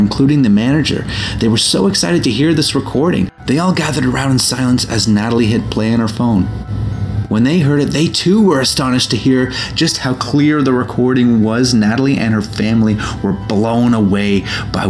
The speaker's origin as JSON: {"language": "English", "town": "Toronto", "region": "Ontario", "country": "Canada", "tie": "born or raised there", "said": "my hometown of Toronto"}